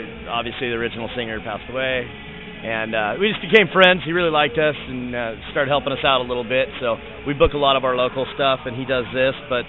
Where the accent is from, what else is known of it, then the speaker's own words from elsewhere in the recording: Stockton, California, United States; moved away as an adult; now in Oakland, United States; Me and Steve are out of a little crime-ridden, beautiful town called Stockton, California. And Oakland transplants myself about 10 years ago